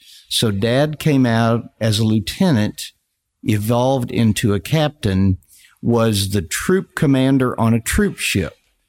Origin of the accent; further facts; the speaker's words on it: Casper, Wyoming, United States; born there; now in Arkansas, United States; Well, the way I ended up in Arkansas, I was born in Wyoming, as you mentioned, Casper.